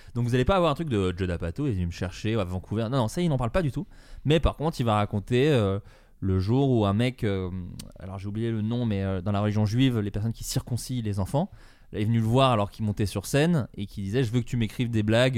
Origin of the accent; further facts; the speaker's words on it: Dijon, Bourgogne-Franche-Comté, France; on vient tous les deux de Dijon, de Bourgogne